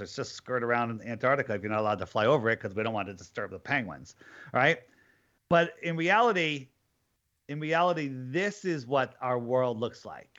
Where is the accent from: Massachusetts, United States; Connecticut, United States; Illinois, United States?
Connecticut, United States; I am from Connecticut